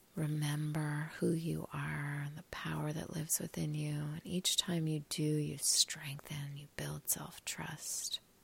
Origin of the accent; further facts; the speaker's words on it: Montreal, Quebec, Canada; I am coming to you live and raw from the cottage just north of Montreal, my hometown.